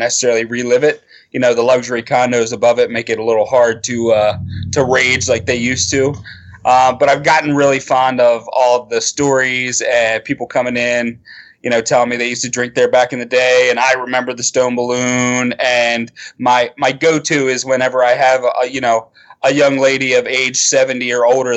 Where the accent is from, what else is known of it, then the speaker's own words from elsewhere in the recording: Newark, Delaware, United States; my parents had a bar when I was growing up on Route 4 in Newark called the Village Pub in Prime Time